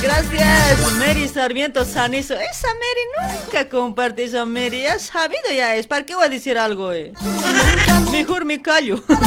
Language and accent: Spanish; Bolivia; Somos sangre boliviana